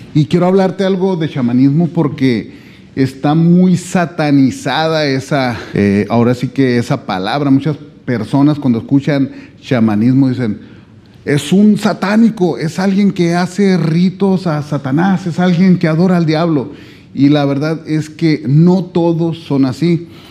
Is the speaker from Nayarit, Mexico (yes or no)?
no; Sonora, Mexico; yo vengo desde México